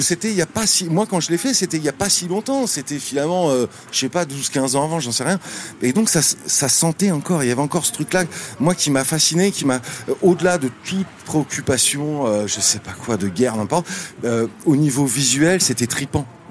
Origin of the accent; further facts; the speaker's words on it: Cergy-Pontoise, Île-de-France, France; also born or lived in Le Plessis-Bouchard; j'ai grandi à Sergi-Pontoise